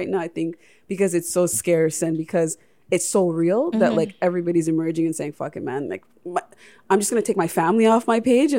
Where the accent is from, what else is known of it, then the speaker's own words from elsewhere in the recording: Toronto, Ontario, Canada; because we are from the Toronto scene